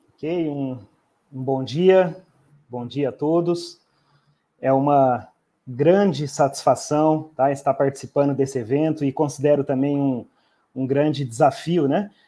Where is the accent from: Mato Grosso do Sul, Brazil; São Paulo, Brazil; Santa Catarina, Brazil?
Mato Grosso do Sul, Brazil; Campo Grande; also born or lived in Umuarama, Paraná / Ponta Porã, Mato Grosso do Sul; eu sou natural da cidade de Umuarama, é, mas eu morei pouco tempo no estado do Paraná e, e praticamente uns 3, 4 anos de idade, eu vim para o interior do Mato Grosso do Sul e resido em Campo Grande desde pequeno